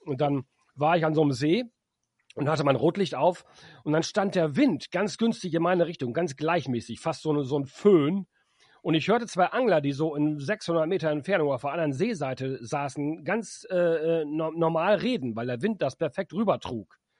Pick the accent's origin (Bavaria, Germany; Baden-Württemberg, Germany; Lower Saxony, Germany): Lower Saxony, Germany; Emden; in meiner Heimatstadt in Emden